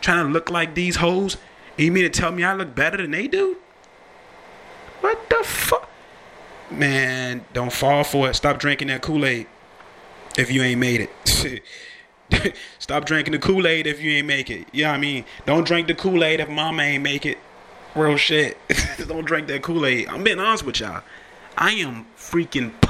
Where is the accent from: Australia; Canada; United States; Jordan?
United States; also born or lived in Richmond, Virginia area; I'm American